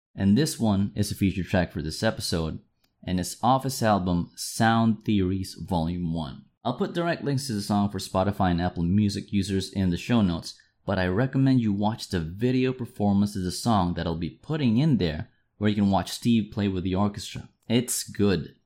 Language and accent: English; Manila, Metro Manila, Philippines; Manila, which is my hometown